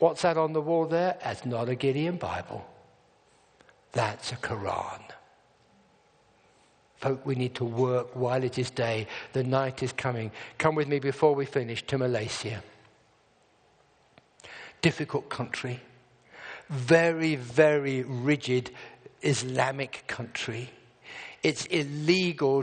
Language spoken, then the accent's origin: English; England, United Kingdom; I'm from England.